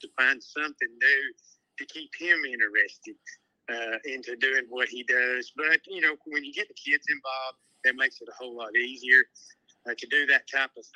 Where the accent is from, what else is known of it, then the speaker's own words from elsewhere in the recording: Chattanooga, Tennessee, United States; I grew up in Chattanooga